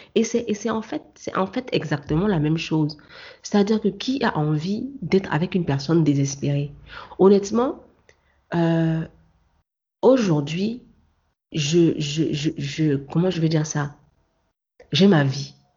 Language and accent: French; Cameroon; moved away; mon origine camerounaise